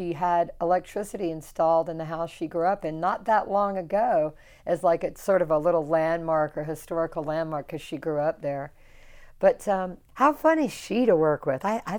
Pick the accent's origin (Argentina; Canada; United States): United States; the South; You know, I'm from the South, so I can speak